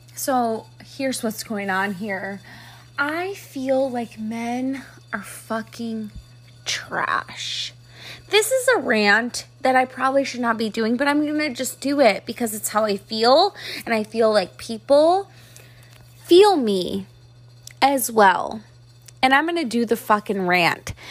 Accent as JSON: {"language": "English", "town": "Buffalo", "region": "New York", "country": "United States", "moved": "yes", "lives_now": "Texas, United States", "said": "I'm from Buffalo, New York, so I am an absolute chicken wing fucking freak, okay? We are the inventors of chicken wings"}